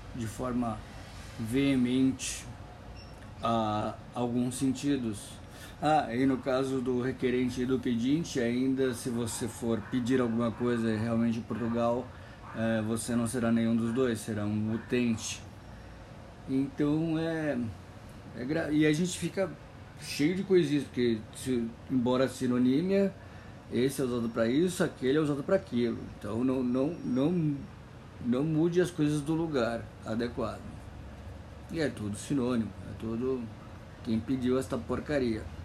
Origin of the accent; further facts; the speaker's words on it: Brazil; para mim que sou brasileiro. Eu, brasileiro